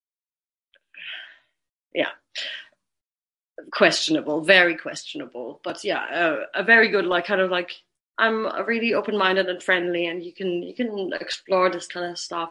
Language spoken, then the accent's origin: English; Germany; moved away; also born or lived in Brighton, United Kingdom; I'm from Germany